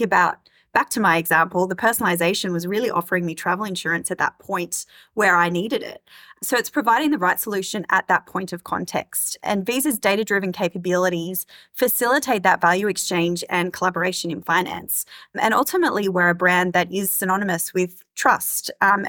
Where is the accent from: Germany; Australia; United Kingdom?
Australia; now in Singapore; I moved to Singapore from Australia 12 months ago